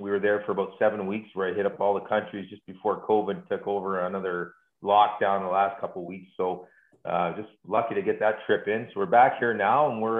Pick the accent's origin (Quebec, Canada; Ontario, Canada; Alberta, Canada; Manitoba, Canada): Ontario, Canada; Toronto; also born or lived in Georgetown, Ontario; my sister and both my brother and I were born in Toronto. We moved to Georgetown in 79